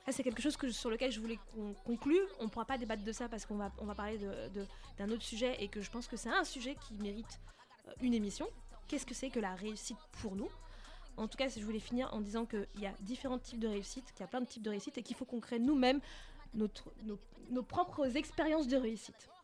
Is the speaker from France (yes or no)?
yes; France; j'ai grandi en France.